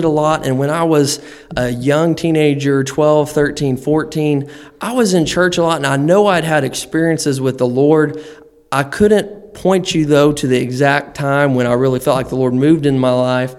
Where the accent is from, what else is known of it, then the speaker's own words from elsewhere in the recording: Amber, Oklahoma, United States; moved away as an adult; now in Ohio, United States; I'm from the great state of Oklahoma. grew up there. I've come from a little small town called Amber, Oklahoma, and grew up there all my life until I went to Bible school.